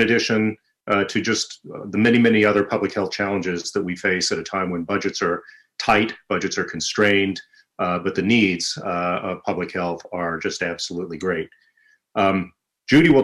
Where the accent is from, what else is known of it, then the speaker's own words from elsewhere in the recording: River Bend, West Virginia, United States; I was born and raised in West Virginia on a place called the Coal River, a little turn in the road called River Bend